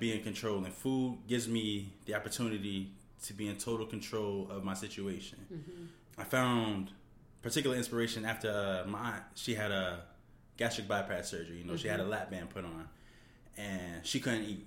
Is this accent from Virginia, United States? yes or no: yes; Virginia, United States; now in New Haven, United States; I grew up in Virginia